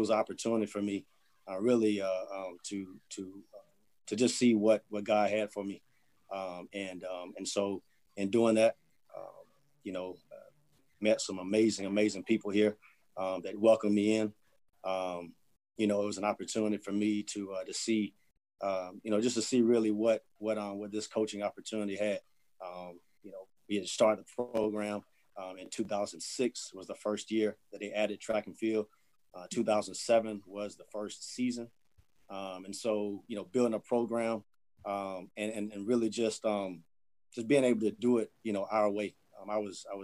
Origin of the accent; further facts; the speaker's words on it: North Carolina, United States; moved away as an adult; also born or lived in Atlanta, Georgia; now in Birmingham, United States; We're originally from North Carolina, both my wife